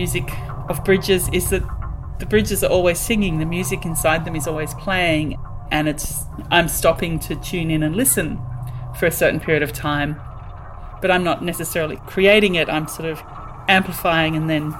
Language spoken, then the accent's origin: English; Australia; moved away; I'm originally from Australia